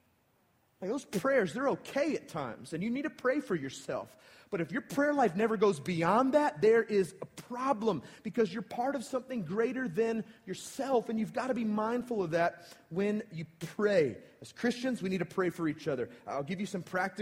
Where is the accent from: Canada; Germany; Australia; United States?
United States; I'm from Paulding County.